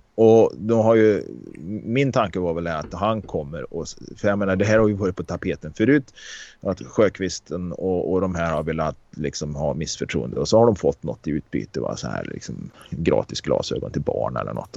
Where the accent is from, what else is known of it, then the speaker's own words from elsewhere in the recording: Karlstad, Värmland, Sweden; där jag växte upp i Karlstad